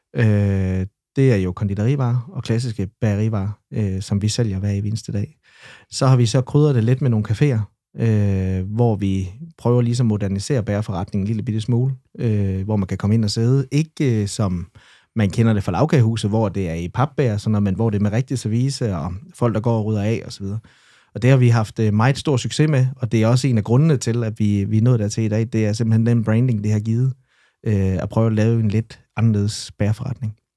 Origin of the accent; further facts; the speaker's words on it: Esbjerg, Southern Denmark, Denmark; Nørregade 73 her i Esbjerg, og, øhm, og der boede vi faktisk de første fem år af mit liv